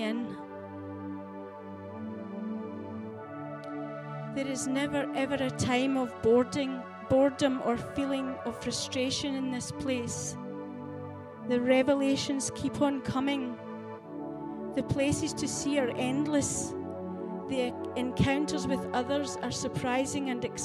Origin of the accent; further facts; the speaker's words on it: Scotland, United Kingdom; I have embraced my heritage as a Scottish lassie